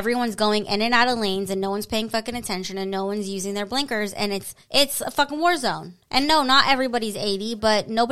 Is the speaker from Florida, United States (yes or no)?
yes; Florida, United States; moved away; I grew up in Florida.